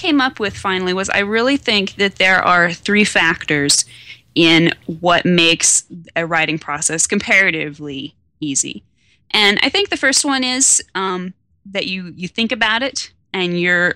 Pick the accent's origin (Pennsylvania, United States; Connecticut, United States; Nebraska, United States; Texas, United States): Nebraska, United States; Western; It was set here in my hometown